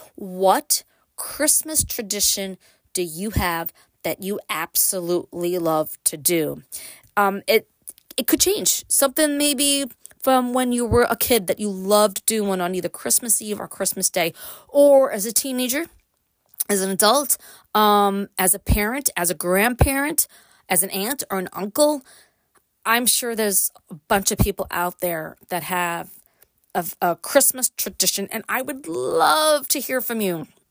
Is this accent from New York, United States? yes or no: yes; Brooklyn, New York, United States; now in upstate New York, United States; I grew up in Brooklyn